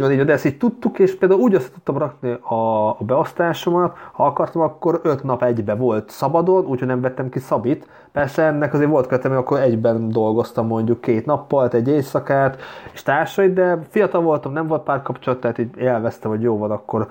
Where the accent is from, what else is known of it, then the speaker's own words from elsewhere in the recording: Hungary; moved away as an adult; now in Vienna, Austria; megvan még a magyar mm, útlevelem